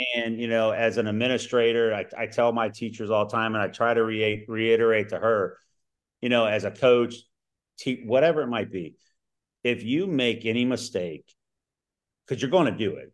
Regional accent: Cincinnati, Ohio, United States; now in Ohio, United States; I grew up in Cincinnati

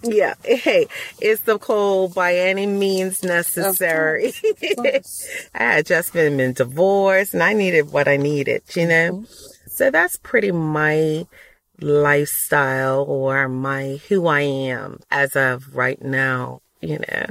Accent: Bermuda; also born or lived in Texas / Ohio / Huntsville, Alabama; now in Georgia, United States; I was born and raised in Bermuda.

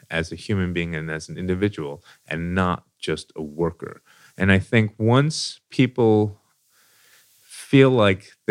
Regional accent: New York City, New York, United States; moved away as an adult; now in Louisville, United States; So I moved to Louisville, Kentucky. I came from New York City.

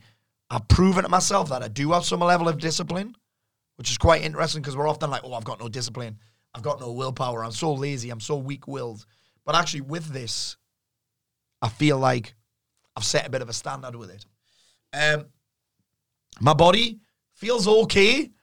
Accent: the Northeast, North East England, United Kingdom; the environment that I'm from the Northeast

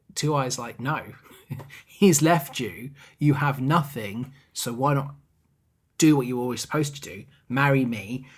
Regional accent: England, United Kingdom; we're English

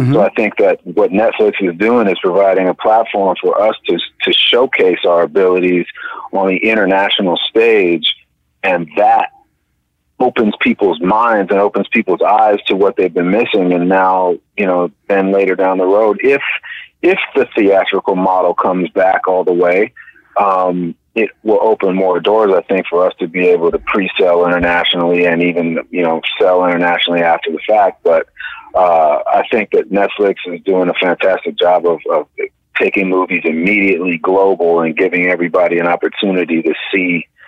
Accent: California, United States; There's a lot of the film is set in the Bay Area, and I grew up there.

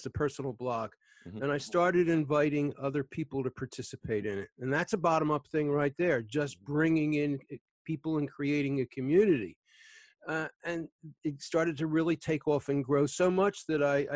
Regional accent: Philadelphia, Pennsylvania, United States; I grew up in Philly. I'm in the Philly suburbs now

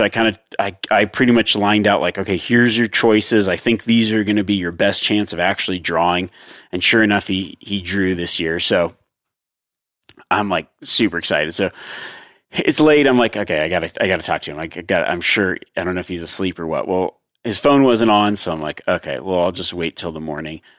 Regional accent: Nevada, United States; my home state of Nevada

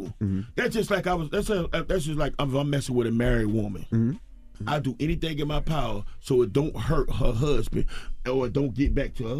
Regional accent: the South, United States; Well, I'm from the South, but they don't really.

